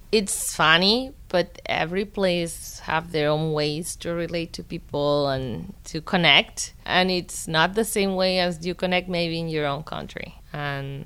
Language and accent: English; Barcelona, Catalonia, Spain; English is a second language; moved away as an adult; now in Pittsburgh, United States; I was born in Barcelona, Spain in 1980